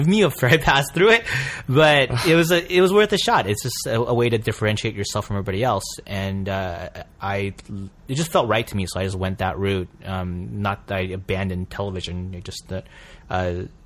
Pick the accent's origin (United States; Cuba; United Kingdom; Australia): United States; San Francisco Bay Area, California; moved away as an adult; now in Los Angeles, United States; I grew up in the San Francisco Bay Area